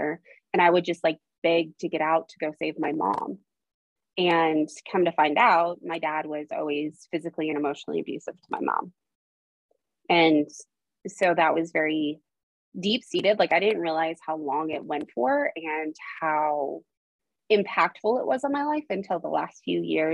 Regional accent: Idaho, United States; also born or lived in Arizona; I was born in Arizona and at the age of 8, I moved to Idaho

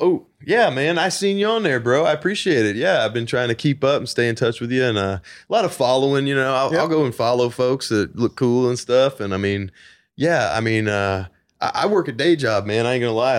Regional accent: Nashville, Tennessee, United States; I'm original artist from Nashville, Tennessee

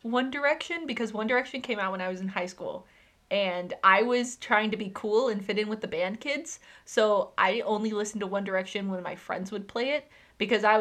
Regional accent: Texas, United States; we're from Texas

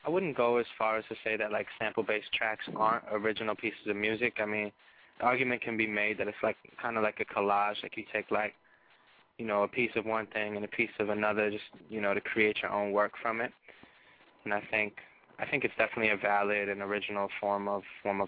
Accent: Rochester, New York, United States; moved away as an adult; now in Brooklyn, United States; I'm from upstate. I'm from Rochester, New York.

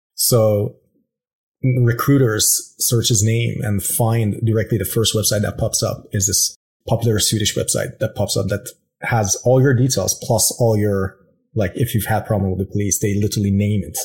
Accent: Iran; moved away as an adult; raised in Iran. Yeah, exactly. Until I was about 21

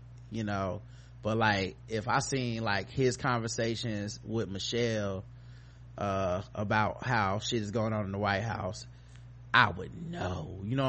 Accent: Brooklyn, New York, United States; I should have been like, I'm from Brooklyn, so it was really good.

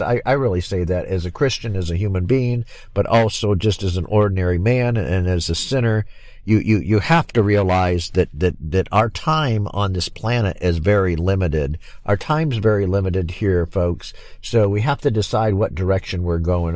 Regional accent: Michigan, United States; also born or lived in Florida; I'm back here now in my home state of Michigan

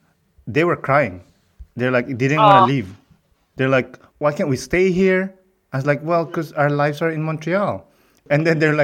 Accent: Philippines; now in Canada; I'm from the Philippines.

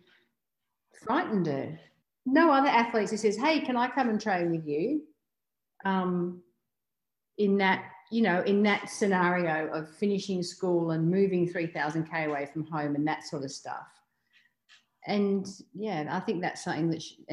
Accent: Australia; being an Australian athlete

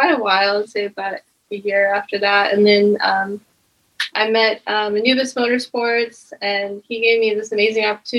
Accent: Iowa, United States; moved away; I grew up in Iowa, and there's not really much to do there

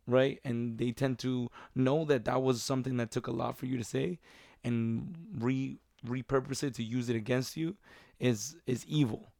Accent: New York, United States; Growing up in New York

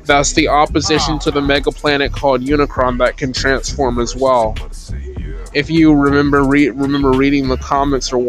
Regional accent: the Carolinas, United States; I'm from the Carolinas

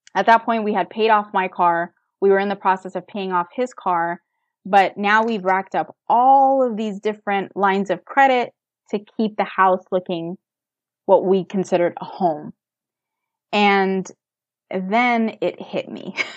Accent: United States; I was born and raised in America.

